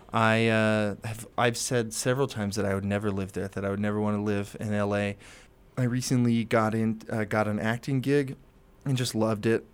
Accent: Maryland, United States; moved away as an adult; I'm from Maryland

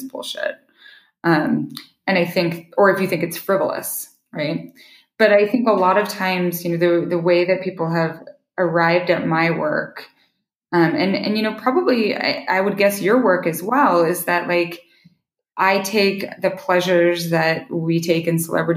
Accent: Idaho, United States; now in Montana, United States; I live in Montana, which I grew up in Idaho

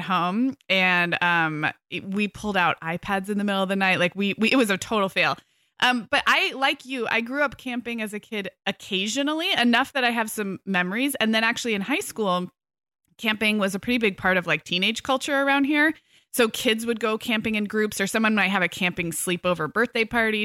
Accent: California, United States; as a Californian

